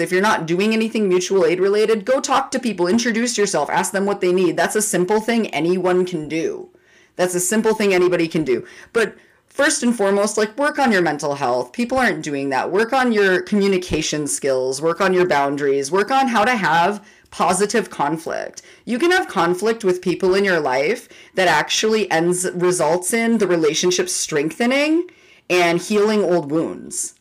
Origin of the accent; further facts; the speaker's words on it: Minneapolis, Minnesota, United States; I grew up in North Minneapolis